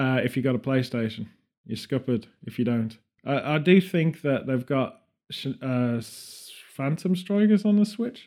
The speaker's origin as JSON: {"language": "English", "town": "Birmingham", "region": "West Midlands", "country": "United Kingdom", "said": "We're from Birmingham"}